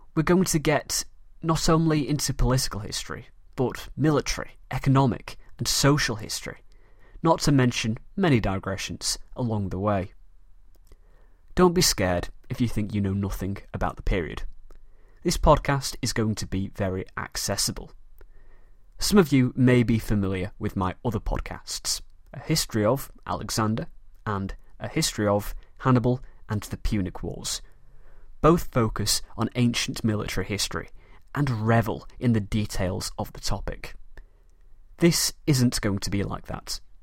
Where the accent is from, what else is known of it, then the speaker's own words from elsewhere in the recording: Manchester, North West England, United Kingdom; accent: British; I am a very proud Mancunian from the city of Manchester in the north of England